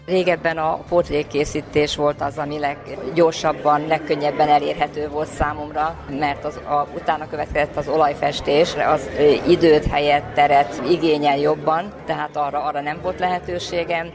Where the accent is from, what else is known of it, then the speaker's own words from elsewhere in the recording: Ercsi, Fejér, Hungary; Ercsi származású vagyok, és a kötődésem oda nagyon erős